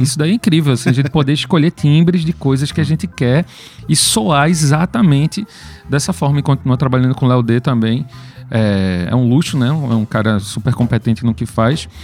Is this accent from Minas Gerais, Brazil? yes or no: no; Pernambuco, Brazil; a gente é pernambucano, tá aqui fazendo rock no nosso estado